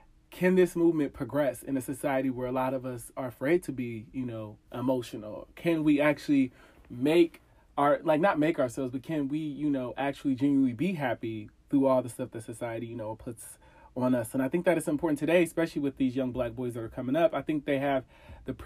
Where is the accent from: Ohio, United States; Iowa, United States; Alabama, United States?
Ohio, United States; moved away as an adult; now in DMV area, United States; I am originally from Ohio. I live in the DMV area right now